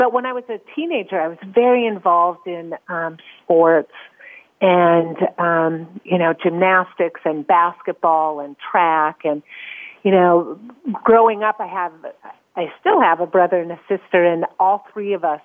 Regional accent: North Dakota, United States; moved away as an adult; now in Geneva, Switzerland; I definitely was born and raised in North Dakota

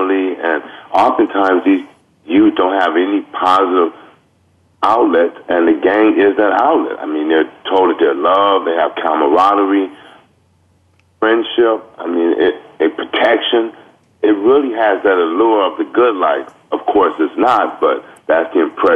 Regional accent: Los Angeles, California, United States; I grew up in Watts, and I have been a victim of gang crimes, and I grew up with gang members

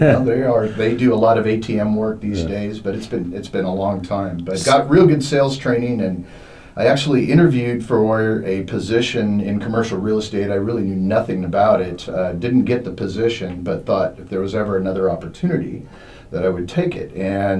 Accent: Portland, Oregon, United States; You know, I hail from Portland, Oregon

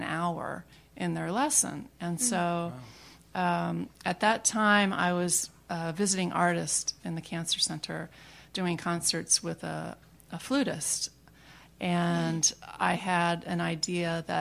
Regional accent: Riverside, California, United States; now in Houston, United States; I was born in Riverside, California

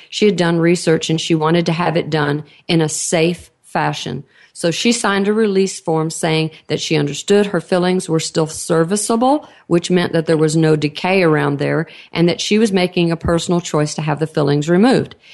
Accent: Texas, United States; accent: Texan; I, am in Texas. Uh, obviously, you can tell by my accent

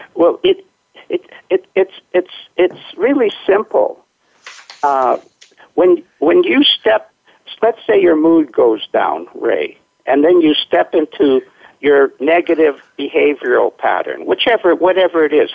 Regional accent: Winnipeg, Manitoba, Canada; now in Tsawwassen, Canada; I was born in Winnipeg, which is the middle of, okay. of Canada, which is kind of like your Minnesota. And then I, uh, when I came out to the West Coast, it was so beautiful that I couldn't go anywhere else to live

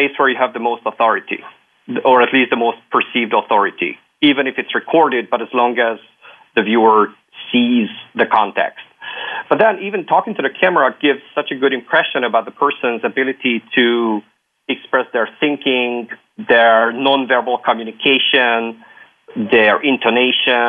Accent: Hungary; also born or lived in Luxembourg; now in Belgium; I'm from Hungary, living in Belgium, having lived in Luxembourg

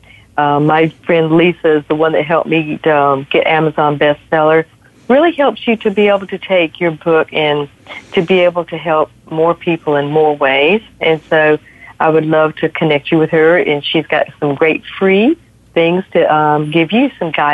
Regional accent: the South, United States; I'm from the South and we're huggers

